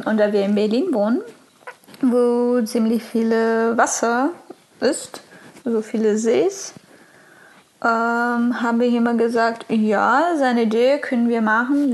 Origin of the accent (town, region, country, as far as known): Brazil; German is a second language; moved away